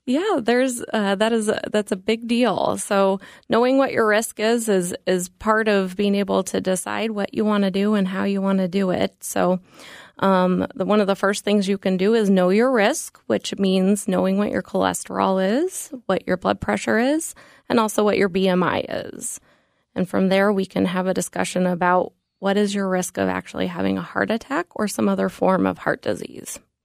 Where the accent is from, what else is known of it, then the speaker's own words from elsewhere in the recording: Denver, Colorado, United States; moved away; I grew up in Denver, Colorado